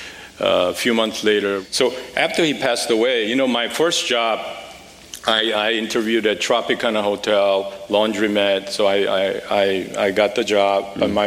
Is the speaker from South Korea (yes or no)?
yes; Seoul, South Korea; moved away as an adult; now in United States; I grew up in Seoul, a wonderful family. My father was church pastor